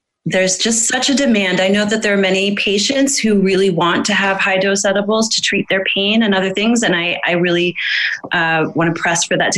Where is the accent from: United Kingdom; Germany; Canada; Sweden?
Canada; St. John's, Newfoundland and Labrador; my hometown of St. John's, Newfoundland